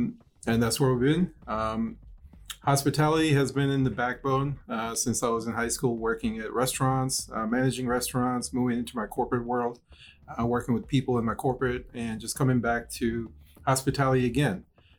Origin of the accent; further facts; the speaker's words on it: Minneapolis, Minnesota, United States; moved away as an adult; now in Washington, D.C. metro area, United States; I grew up in Minneapolis, moved to DC metro area in 2010.